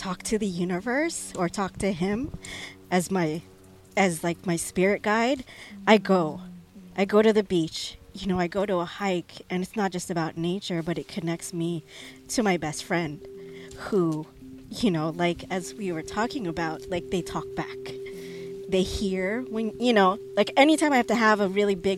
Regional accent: San Diego, California, United States; high school, growing up in San Diego

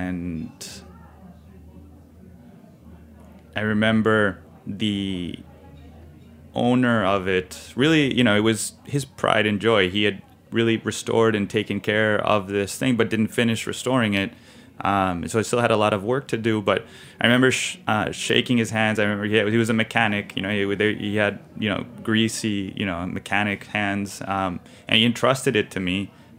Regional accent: Monterrey, Nuevo León, Mexico; moved away; also born or lived in New York, United States / London, United Kingdom; I rode combis to school when I grew up in Monterrey, and many people in my family had them.

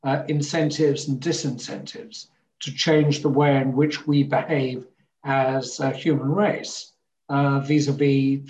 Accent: Hamburg, Germany; born there; Never, because I was born in Hamburg, and within a year, we were traveling to Denmark and then back to Hamburg

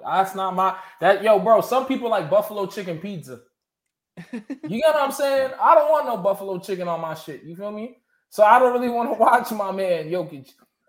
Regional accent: Suffolk County, Long Island, New York, United States; I'm from Suffolk County, Long Island, bro.

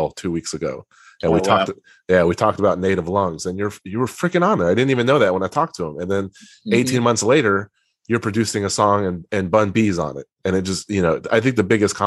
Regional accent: Texas, United States; I'm from Texas

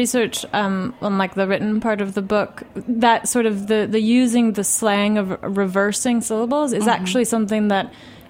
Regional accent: United States; I grew up in the States, but my mom's Swedish

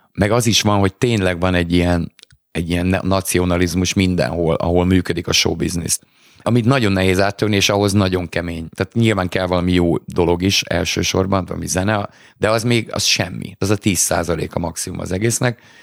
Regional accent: Hungary

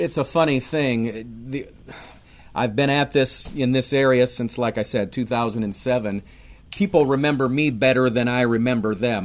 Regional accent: Minneapolis, Minnesota, United States; also born or lived in St. Louis area / Raleigh; now in Apex, United States; Born and raised in Minneapolis.

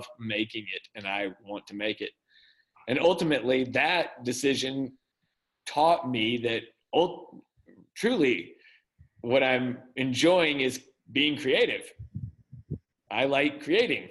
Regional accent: Mississippi, United States; also born or lived in Orlando / Los Angeles; now in Arkansas, United States; I was raised in Mississippi.

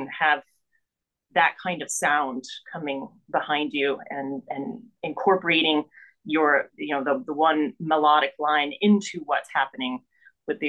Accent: Mexico City, Mexico; now in Pittsburgh, United States; I was born in Mexico City, so right in the middle of the country.

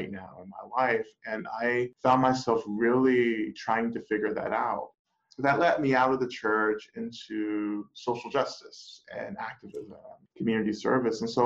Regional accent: North Georgia, United States; moved away as an adult; now in Boston, United States; I grew up in North Georgia, rural North Georgia, and grew up in the black church.

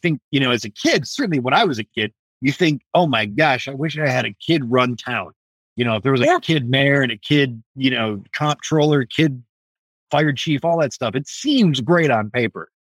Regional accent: Allen Park, Michigan, United States; moved away; my hometown

